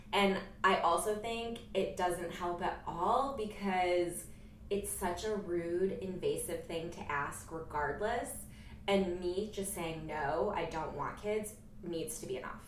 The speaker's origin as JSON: {"language": "English", "town": "Jamestown", "region": "New York", "country": "United States", "said": "I'm from Jamestown, New York"}